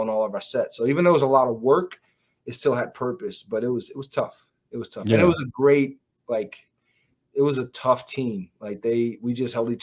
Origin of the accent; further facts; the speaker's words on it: Long Island, New York, United States; moved away; also born or lived in Philadelphia; I was a kid from Long Island, which is pretty much a suburb